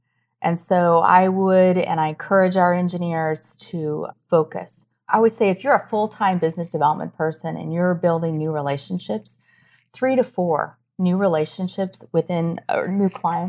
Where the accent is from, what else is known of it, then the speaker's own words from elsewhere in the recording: Iowa, United States; I grew up in Iowa. There's a lot of hunting.